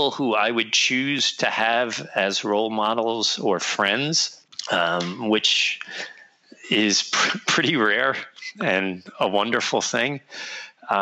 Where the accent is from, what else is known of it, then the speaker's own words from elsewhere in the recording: New York City, New York, United States; I grew up on the Lower East Side in the city